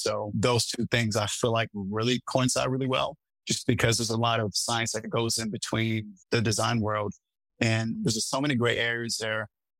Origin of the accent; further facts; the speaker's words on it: Seattle, Washington, United States; I come from the West Coast, was born in Seattle, traveled a lot my time there, and then I ended up landing in California, but happened to be in New York at the moment.